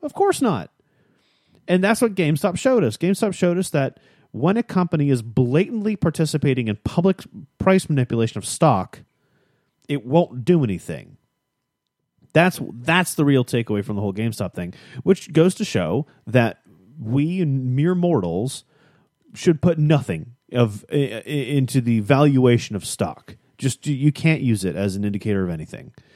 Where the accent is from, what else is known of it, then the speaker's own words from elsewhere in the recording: Chicago, Illinois, United States; moved away; I grew up in Chicago